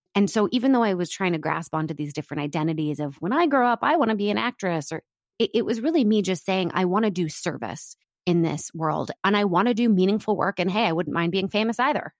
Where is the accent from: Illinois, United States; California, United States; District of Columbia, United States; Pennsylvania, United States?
District of Columbia, United States; Washington; moved away as an adult; also born or lived in New York; now in Los Angeles, United States; I grew up in Washington, D C before that.